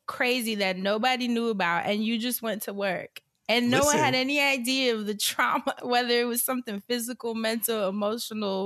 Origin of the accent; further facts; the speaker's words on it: New York, United States; moved away; I'm from New York